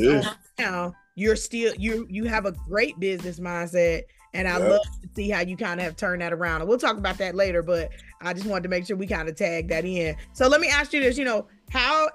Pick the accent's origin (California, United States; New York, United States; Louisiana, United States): New York, United States; Westchester; we was raised in Westchester